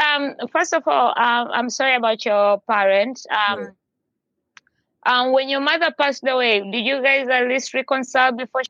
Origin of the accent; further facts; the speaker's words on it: Tanzania; It took me a while because I'm originally from Tanzania in East Africa, but I've traveled around. I move around a lot.